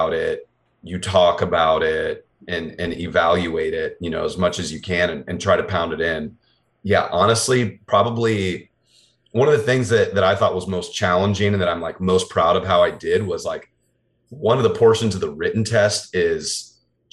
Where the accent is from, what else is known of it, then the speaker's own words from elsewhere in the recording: Des Moines, Iowa, United States; I was born and raised in Des Moines